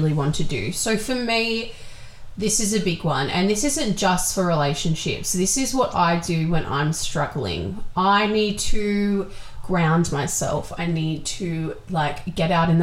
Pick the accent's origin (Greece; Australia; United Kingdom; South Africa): Australia; Wollongong, New South Wales; We're from Wollongong